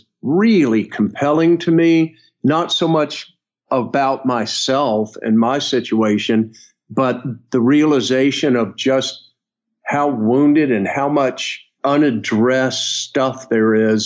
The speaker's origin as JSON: {"language": "English", "region": "North Florida", "country": "United States", "tie": "born or raised there", "said": "I grew up in North Florida"}